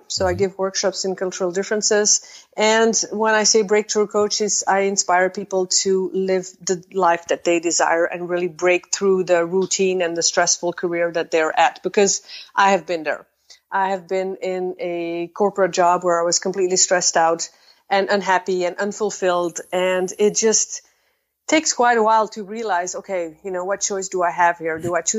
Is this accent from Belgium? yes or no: yes; Belgium; now in Netherlands; I am originally from Belgium, just like you. And I am currently standing in the Netherlands.